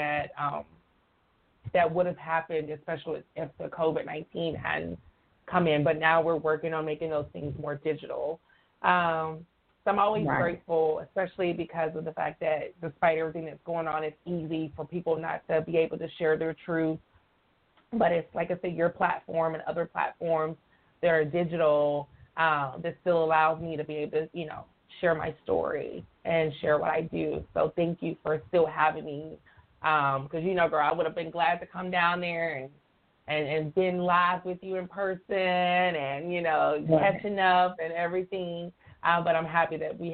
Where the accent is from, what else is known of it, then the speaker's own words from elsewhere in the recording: Montgomery, Alabama, United States; moved away as an adult; also born or lived in Florida / Fort Walton Beach, Florida / Pensacola, Florida / Jacksonville, Florida; now in Long Beach, United States; Montgomery, Alabama, where I'm from, you know, I love, that's my hometown